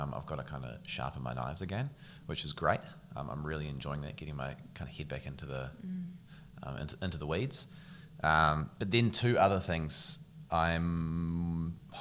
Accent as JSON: {"language": "English", "region": "Taranaki", "country": "New Zealand", "tie": "born or raised there", "also_born_or_lived": "Qatar", "said": "Coming from Taranaki, my dad has worked in oil and gas for quite a few years. And so when I was five, we moved to the Middle East along with another couple of Kiwi families"}